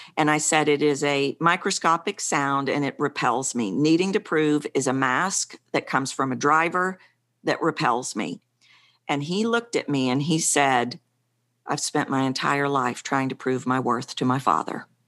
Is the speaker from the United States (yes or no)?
yes; Texas, United States; accent: Texan; I'm obviously from Texas, And I was curious, why do I sound like a Texan